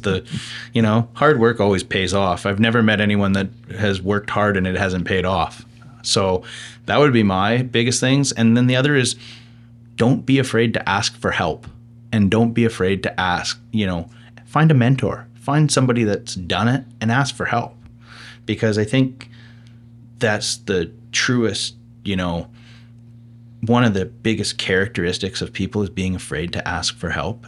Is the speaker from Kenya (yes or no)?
no; the Okanagan, British Columbia, Canada; being born and raised in the Okanagan, living now in West Kelowna with a young family